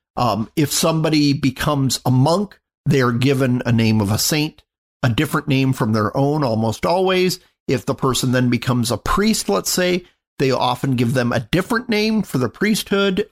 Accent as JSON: {"language": "English", "town": "Phoenix", "region": "Arizona", "country": "United States", "tie": "born or raised there", "lives_now": "Mesa, United States", "said": "I grew up in North Phoenix, and I now live in Mesa"}